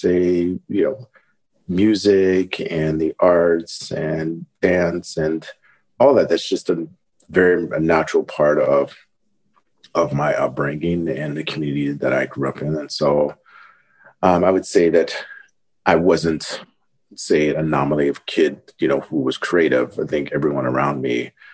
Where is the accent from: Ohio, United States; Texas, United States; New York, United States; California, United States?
Ohio, United States; also born or lived in Denver, Colorado; I was born in Ohio, but split my time between early years in Ohio and Colorado. You know, Denver area.